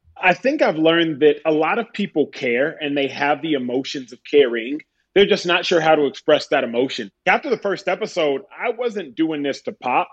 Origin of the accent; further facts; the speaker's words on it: Texas, United States; My brother and I from Texas.